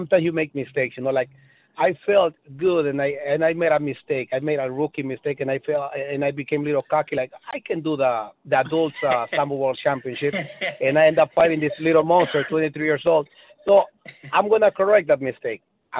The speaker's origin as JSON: {"language": "English", "country": "Honduras", "moved": "yes", "said": "I'm from Honduras, you know, and we eat a lot of Spanish food"}